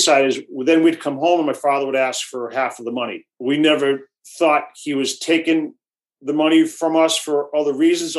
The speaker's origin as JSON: {"language": "English", "town": "Worcester", "region": "Massachusetts", "country": "United States", "tie": "born or raised there", "said": "I grew up in Worcester, Massachusetts, and I was the youngest"}